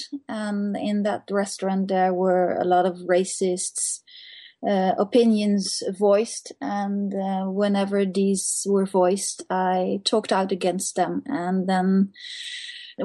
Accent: Netherlands; now in Norway; I'm from Holland

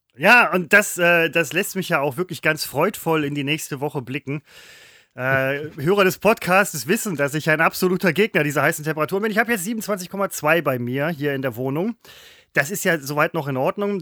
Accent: Essen, North Rhine-Westphalia, Germany; ich bin Essener

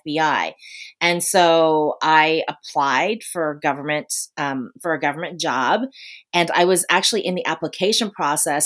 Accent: Washington, District of Columbia, United States; moved away as an adult; also born or lived in Ramstein, Germany; settled in the DC area, which is where I'm from originally. So I thought, you know, I was so excited. We're finally going back to my hometown.

